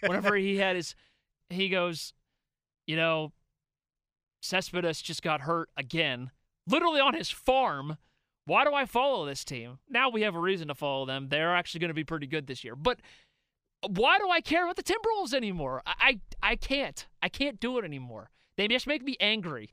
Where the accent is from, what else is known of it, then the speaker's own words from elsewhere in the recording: Pittsburgh, Pennsylvania, United States; we're from Pittsburgh